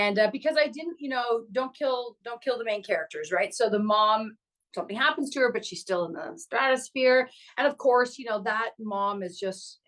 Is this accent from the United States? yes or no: no; Canada